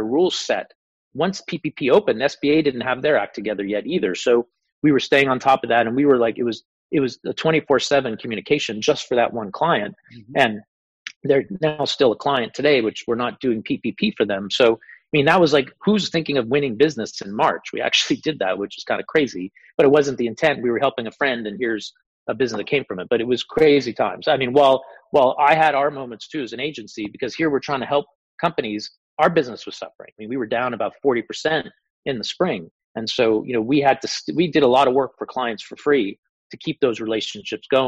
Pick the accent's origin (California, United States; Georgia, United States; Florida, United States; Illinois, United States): Florida, United States; South; moved away as an adult; also born or lived in Atlanta / New York / San Francisco; I grew up in South Florida